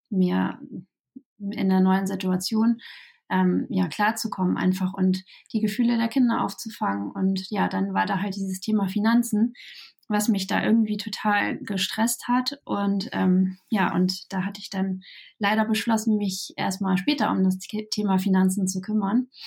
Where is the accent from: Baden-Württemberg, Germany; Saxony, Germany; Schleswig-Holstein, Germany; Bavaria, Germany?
Schleswig-Holstein, Germany; Kiel; Ja, ähm, ich komme ähm, aus Kiel ähm, und ähm, wohne hier auch mein ganzes Leben schon ähm, im hohen Norden